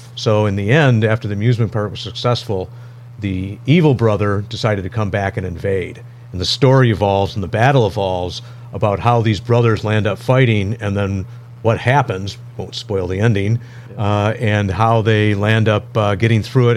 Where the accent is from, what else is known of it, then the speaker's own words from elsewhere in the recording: Royal Oak, Michigan, United States; moved away as an adult; I grew up in this area, grew up in Royal Oak